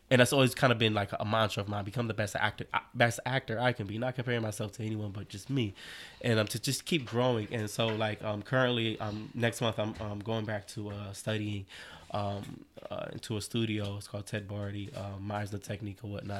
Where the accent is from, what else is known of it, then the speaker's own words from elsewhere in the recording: Cleveland, Ohio, United States; moved away as an adult; now in New York, United States; I'm originally from Cleveland, Ohio.